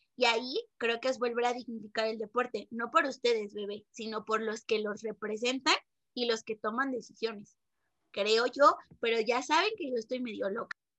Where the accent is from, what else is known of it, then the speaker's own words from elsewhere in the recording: Mexico; nos está pasando como mexicanos